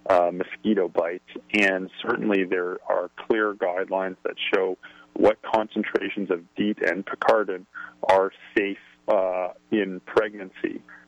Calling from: Canada; I'm calling in from Canada, so I'm going by the Canadian Public Health Agency here

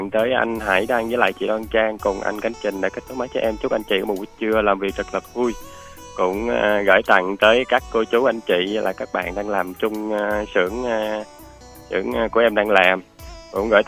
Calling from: Biên Hòa, Đồng Nai, Vietnam; em đang gọi đến từ thành phố Biên Hòa của tỉnh Đồng Nai đó hai anh chị.

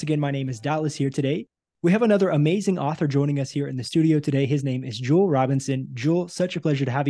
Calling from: Brazil; I'm actually calling you from Brazil today.

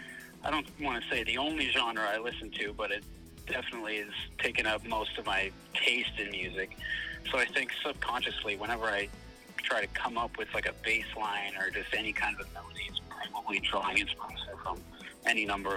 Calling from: Burnaby, British Columbia, Canada; I'm coming from Burnaby, BC.

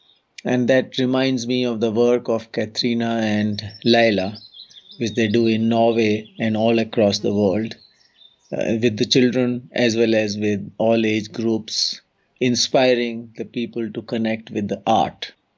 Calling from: Uttarakhand, India; English is a second language; I'm joining from the Central Himalayan region of Uttarakhand state in India.

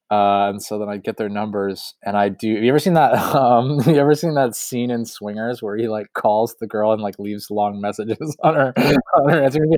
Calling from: Massachusetts, United States; Yeah, I'm in rural Massachusetts presently.

